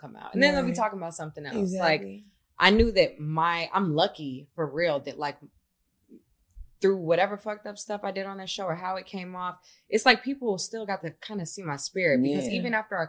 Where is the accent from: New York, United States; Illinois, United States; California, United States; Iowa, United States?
Illinois, United States; Chicago; now in Los Angeles, United States; I'm from Chicago